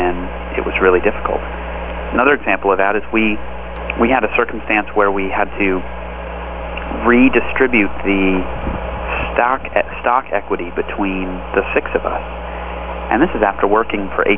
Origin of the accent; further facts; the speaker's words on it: Los Angeles, California, United States; also born or lived in Palo Alto; I grew up in Los Angeles